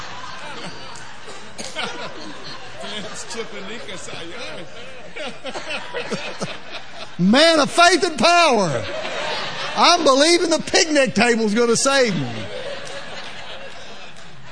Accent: Louisiana, United States; I'm from Louisiana, a little more plain spoken than you guys are out here

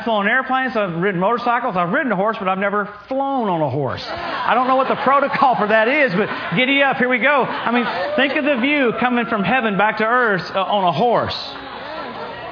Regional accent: Louisiana, United States; also born or lived in Tulsa, Oklahoma / California; now in Oklahoma, United States; I grew up in Louisiana.

